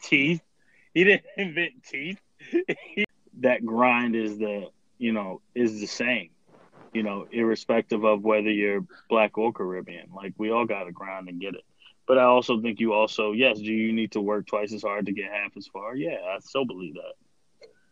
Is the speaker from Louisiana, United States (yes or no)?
no; Baltimore, Maryland, United States; I identify with my hometown, like Baltimore